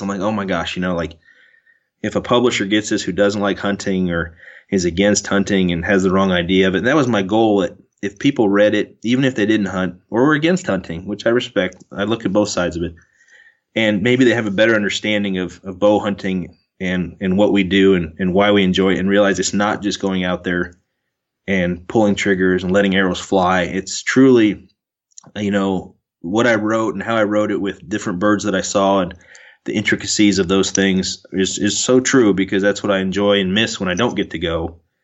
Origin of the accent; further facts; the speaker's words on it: Keokuk, Iowa, United States; my brothers and I were born and raised in Keokuk, Iowa